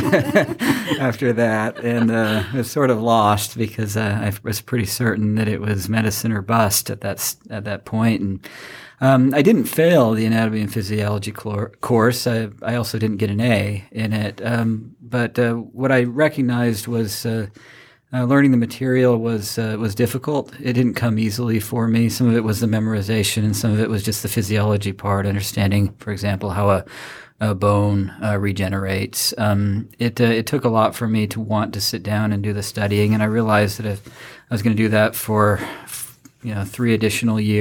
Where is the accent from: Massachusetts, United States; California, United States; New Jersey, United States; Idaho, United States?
Idaho, United States; Rexburg; moved away; also born or lived in Winston-Salem, North Carolina; we moved back to my hometown, a little town called Rexburg, Idaho